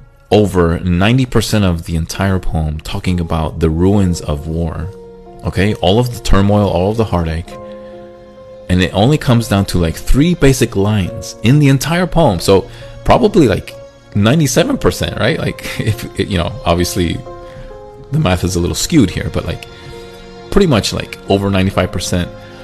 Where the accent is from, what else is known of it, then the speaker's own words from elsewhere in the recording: Chile; moved away; also born or lived in United States; a part of me wanted to go back to Chile